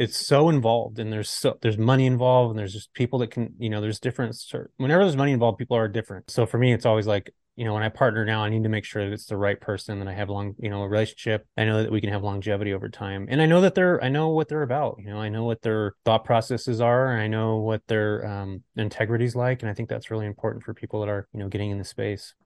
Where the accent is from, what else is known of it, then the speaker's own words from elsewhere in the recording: California, United States; I'm from California